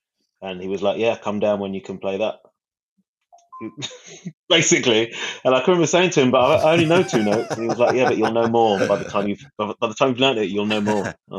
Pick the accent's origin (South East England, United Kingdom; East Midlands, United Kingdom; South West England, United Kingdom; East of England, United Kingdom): East of England, United Kingdom; Stevenage; I'm from a little town just outside of London called Stevenage, which is just north of London.